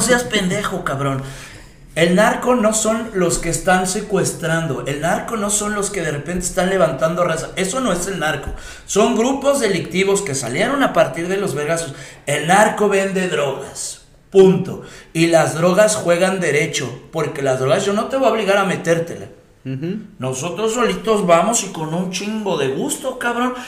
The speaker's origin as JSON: {"language": "Spanish", "country": "Mexico", "said": "Como mexicano"}